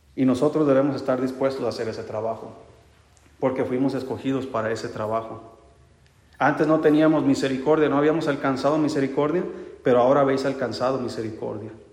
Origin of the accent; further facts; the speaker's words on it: Mexico; Yo soy mexicano, quién sabe qué sangre traigo